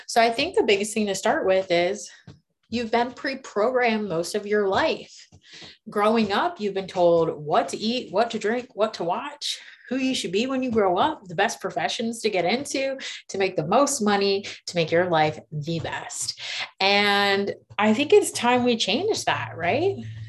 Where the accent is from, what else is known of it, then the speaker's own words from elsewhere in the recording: Myrtle Beach, United States; now in Charlotte, United States; And so we're primarily based out of Charlotte, but I come from Myrtle Beach in Maryland.